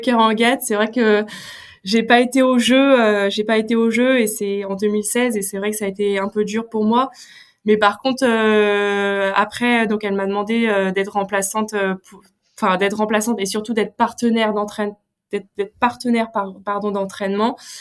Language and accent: French; North Finistère, Brittany, France; moi je suis issue du Finistère Nord.